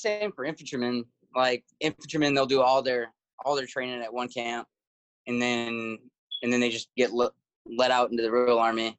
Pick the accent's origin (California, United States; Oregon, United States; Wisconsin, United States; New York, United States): Wisconsin, United States; Sparta; moved away as an adult; also born or lived in Kansas / Germany / Louisiana; now in Indiana, United States; I was born in Wisconsin.